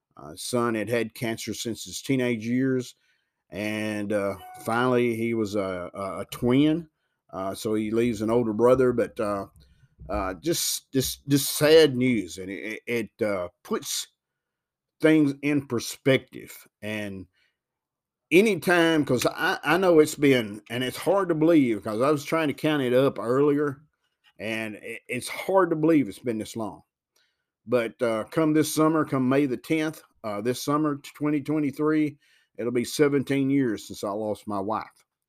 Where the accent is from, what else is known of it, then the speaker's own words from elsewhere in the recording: Huntingdon, Tennessee, United States; also born or lived in Chicago, Illinois; I've lived here all of my entire life. I, I've never been, I was born in Chicago, Illinois, but I was not a year old when my family moved back to Tennessee.